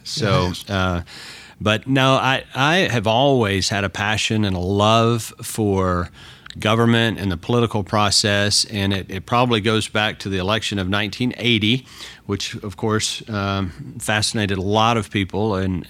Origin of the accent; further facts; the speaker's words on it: Texas, United States; I was born and raised in Texas, and all my family still hails from down there.